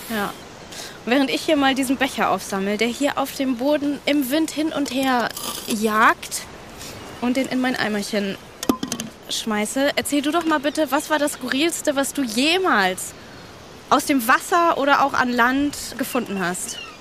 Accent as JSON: {"language": "German", "town": "Kiel", "region": "Schleswig-Holstein", "country": "Germany", "tie": "born or raised there", "said": "Wir sind an der schönen Ostsee, in meiner Heimat, in Kiel"}